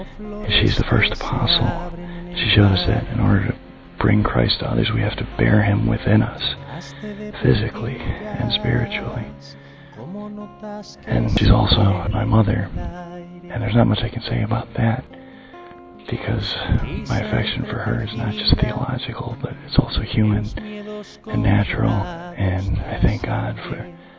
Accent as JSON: {"language": "English", "country": "United States", "said": "I'm from the United States, and I'm 29 years old."}